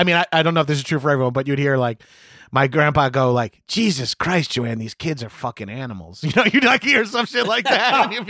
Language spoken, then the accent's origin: English; Long Island, New York, United States; I make this joke all the time, but I'm from Long Island and growing up in like the 80s and 90s, like my family thought I was gay because I like really liked movies.